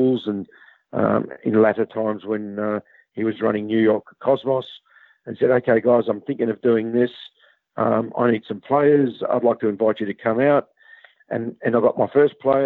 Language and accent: English; Australia; growing up in Australia